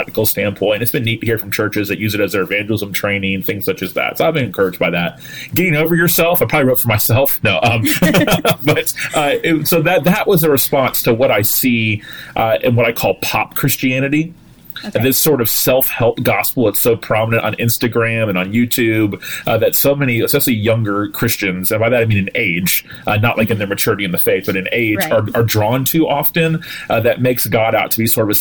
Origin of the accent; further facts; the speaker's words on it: Tallahassee, Florida, United States; I am a pastor in my hometown of Tallahassee, Florida